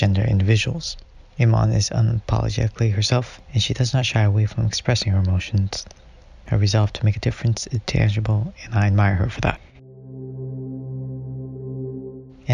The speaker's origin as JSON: {"language": "English", "region": "California", "country": "United States", "said": "I am from California"}